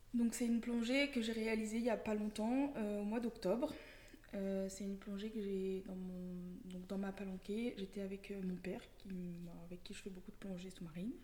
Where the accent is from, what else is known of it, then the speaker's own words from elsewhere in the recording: Lyon, Auvergne-Rhône-Alpes, France; j'ai grandi euh, essentiellement à Lyon